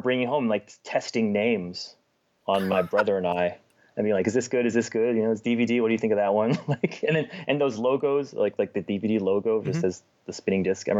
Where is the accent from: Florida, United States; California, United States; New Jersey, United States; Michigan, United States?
California, United States; Los Angeles; I grew up where the 405 meets the 10, if you're from LA.